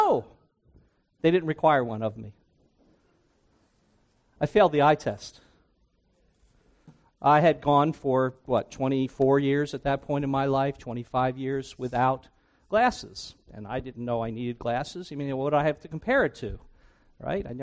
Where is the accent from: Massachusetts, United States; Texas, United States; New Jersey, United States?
New Jersey, United States; moved away as an adult; also born or lived in Briarcliff Manor, New York; I grew up in New Jersey. I grew up on the Jersey Shore